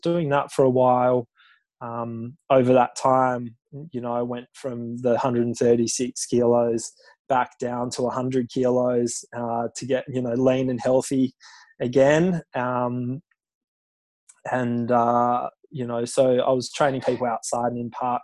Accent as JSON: {"language": "English", "region": "Tasmania", "country": "Australia", "tie": "born or raised there", "moved": "as an adult", "lives_now": "Sydney, Australia", "said": "I grew up in Tassie"}